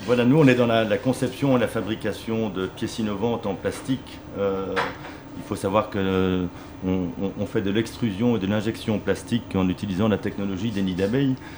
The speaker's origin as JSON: {"language": "French", "country": "Belgium", "said": "moi en tant, en tant que Belge"}